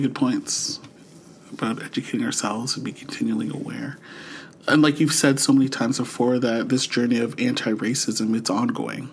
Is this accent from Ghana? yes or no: no; St. Catharines, Ontario, Canada; now in Ottawa, Canada; born and raised in Saint Catharines, Ontario, and now living in the nation's capital of Ottawa